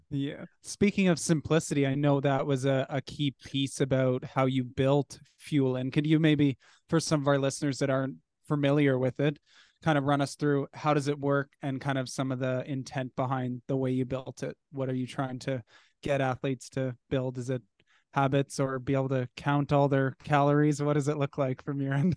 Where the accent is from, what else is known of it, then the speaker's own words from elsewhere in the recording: Canada; we're Canadian